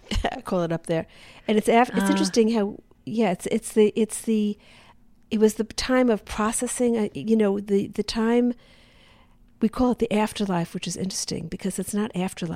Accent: the American South, United States; born there; Why would I be born in the American South? I had to go back to the previous life to understand why I was born in the American South.

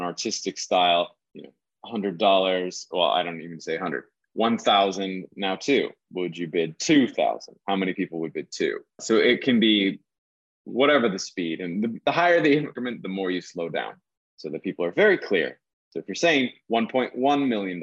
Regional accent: Iowa, United States; moved away as an adult; also born or lived in the Hamptons, New York; I grew up in Iowa in an agricultural community where auctions were commonplace

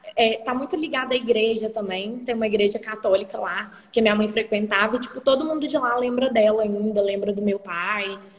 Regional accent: Guarani, Minas Gerais, Brazil; born or raised there; also born or lived in Hackensack, New Jersey, United States; now in Juiz de Fora, Brazil

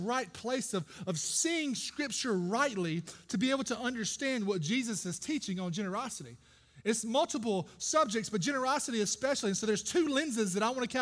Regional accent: Brooklyn, Georgia, United States; I grew up in Brooklyn, Georgia, of all places, right down the road

